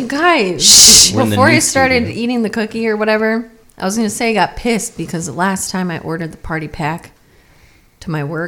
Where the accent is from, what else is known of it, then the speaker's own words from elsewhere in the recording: Alaska, United States; I'm from Alaska